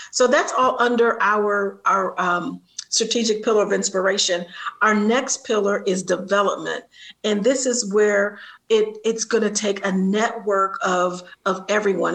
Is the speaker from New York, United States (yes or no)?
no; Columbus, Ohio, United States; my hometown, Columbus, Ohio